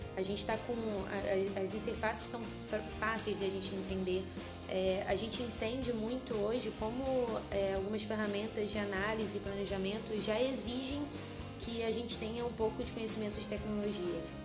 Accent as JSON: {"language": "Portuguese", "region": "Rio de Janeiro", "country": "Brazil", "said": "a gente, como carioca"}